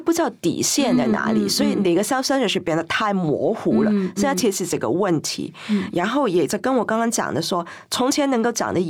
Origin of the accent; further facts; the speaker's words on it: Hong Kong; 我记得九七之前，基本上我们在我整个长大的过程里头，香港能不能独立这件事情，其实是在。私底下整天讲，可是一到公开，永远都不敢讲。